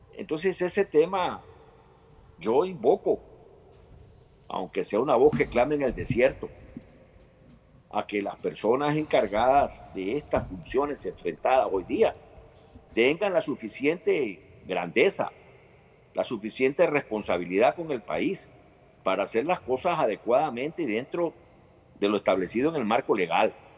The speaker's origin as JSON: {"language": "Spanish", "country": "Ecuador", "said": "como ecuatoriano"}